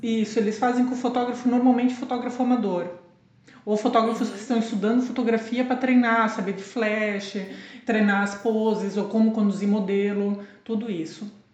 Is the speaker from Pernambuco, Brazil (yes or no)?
no; Blumenau, Santa Catarina, Brazil; moved away as an adult; also born or lived in Boston / Lisbon; now in Portugal; na mesma cidade, né, onde eu nasci e cresci, sim, sou de Blumenau.